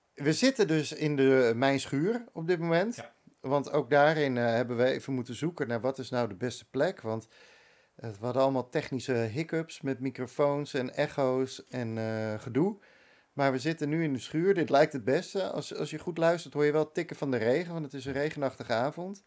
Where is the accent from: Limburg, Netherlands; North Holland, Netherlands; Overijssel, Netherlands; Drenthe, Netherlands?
North Holland, Netherlands; Bakkum; moved away as an adult; also born or lived in Amsterdam; now in Castricum, Netherlands; ik ben opgegroeid in Bakken